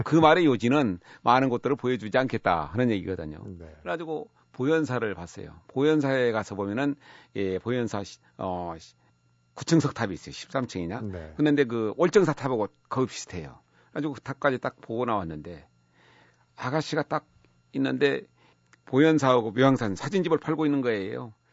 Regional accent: near the source of the Seomjin River, North Jeolla, South Korea; 제가 섬진강 유역 예, 발원지 근처에서 나고 자랐었거든요.

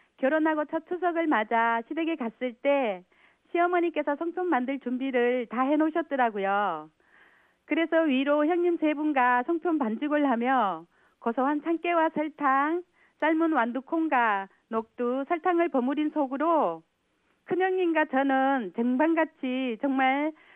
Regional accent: North Gyeongsang, South Korea; moved away as an adult; now in Wonju, South Korea; 저희 친정은 경북 봉하이고요

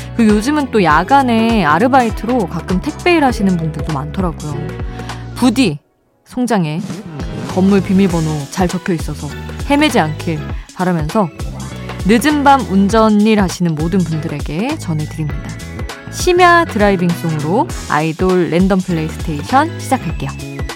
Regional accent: Seoul, South Korea; moved away; also born or lived in Daejeon; 저는 아예 태어난 곳도 서울이고 대전에서 오래 살았는데 사투리랑은 좀 거리가 멀어서

